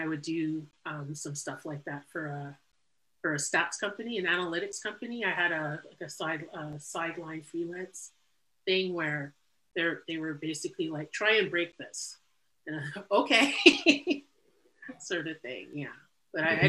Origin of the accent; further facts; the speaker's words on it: Montreal, Quebec, Canada; moved away as an adult; also born or lived in Toronto; now in Ottawa, Canada; So, I'm from Montreal, born and raised, but I spent the last 17 years. I spent 17 years in Toronto, and I moved here 2 years ago